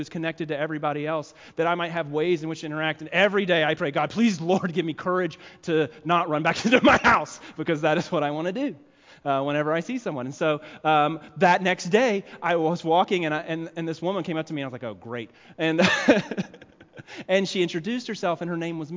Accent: the South, United States; accent: southern; moved away; I'm from the South

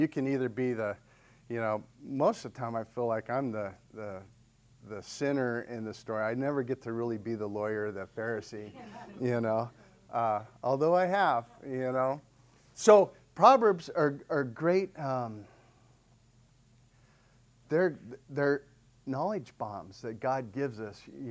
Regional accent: Sedona, Arizona, United States; I grew up in Sedona

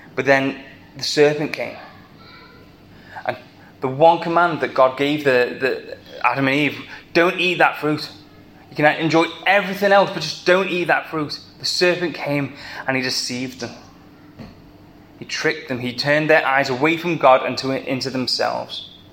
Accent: the Wirral, North West England, United Kingdom; accent: Scouse; moved away as an adult; now in Liverpool, United Kingdom; I am a plastic scouser. I grew up on the Wirral.

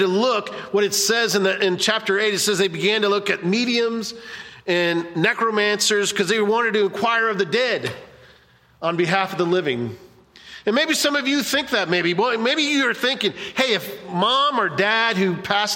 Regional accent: Cocoa Beach, Florida, United States; I grew up in Cocoa Beach

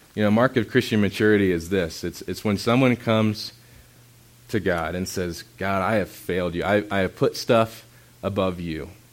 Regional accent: Indiana, United States; moved away; I grew up in Indiana, so you look at creation and all you see is sky because everything's flat.

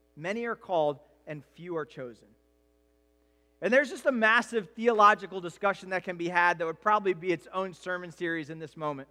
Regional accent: United States; as an American culture

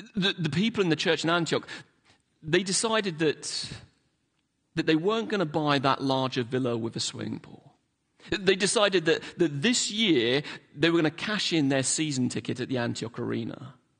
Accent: London, United Kingdom; also born or lived in Hillingdon; now in Manchester, United Kingdom; I didn't grow up in Manchester. I grew up in London

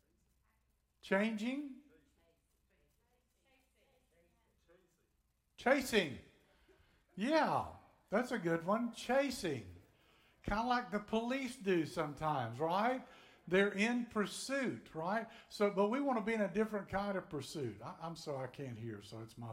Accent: Tennessee, United States; I'm from Tennessee

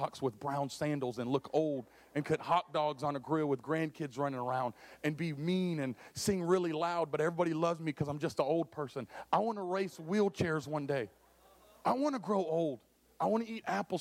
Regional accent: Dallas, Texas, United States; now in St. Louis, United States; I know I'm from Texas. I'm a Dallas boy

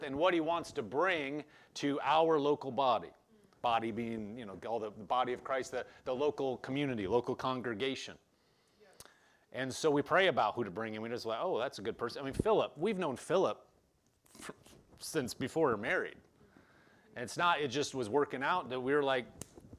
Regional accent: Omaha, Nebraska, United States; also born or lived in Lincoln, Nebraska; I grew up in Omaha

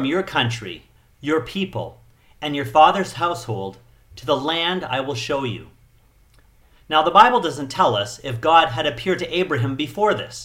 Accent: Canada; also born or lived in Chiang Mai, Thailand / Phuket, Thailand; now in Thailand; I'm Canadian

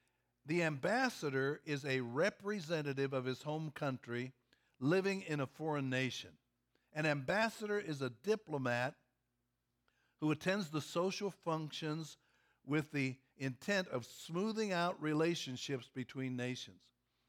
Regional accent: Kentucky, United States; Number one, I'm from Kentucky. And people think Kentucky is a backward state.

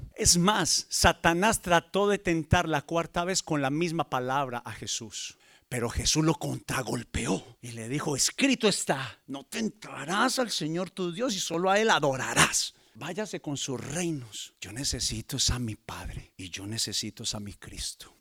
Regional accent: Colombia; En mi país, Colombia, las iglesias están creciendo

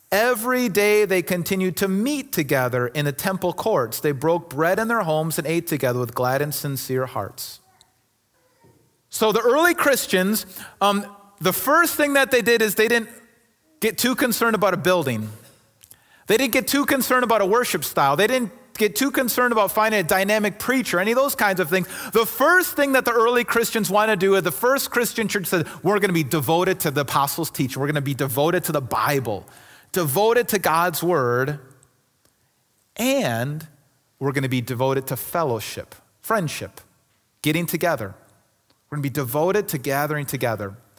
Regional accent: Kenosha, Wisconsin, United States; moved away as an adult; also born or lived in Milwaukee; I grew up in Kenosha and family Milwaukee area, so I'm, I'm from this area

